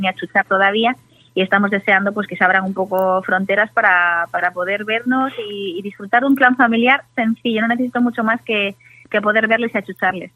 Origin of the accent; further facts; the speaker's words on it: Galicia, Spain; como buena gallega